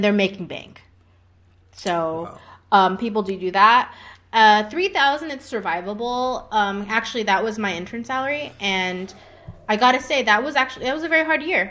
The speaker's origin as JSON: {"language": "English", "region": "California", "country": "United States", "also_born_or_lived": "Hong Kong", "moved": "as an adult", "lives_now": "Lucerne, Switzerland", "said": "I'm from California before"}